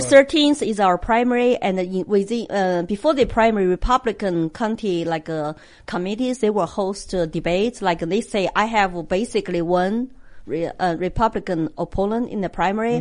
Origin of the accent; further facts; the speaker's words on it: China; English is a second language; now in United States; a Chinese immigrant who come here with nothing